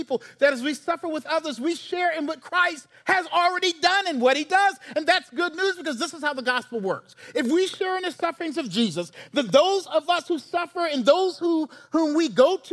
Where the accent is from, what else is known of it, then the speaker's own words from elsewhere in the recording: Charleston, South Carolina, United States; the AME church I grew up in Charleston